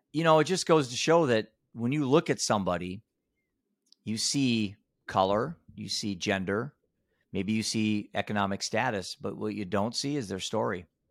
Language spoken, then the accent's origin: English; Iowa, United States; I'm a dad from Iowa.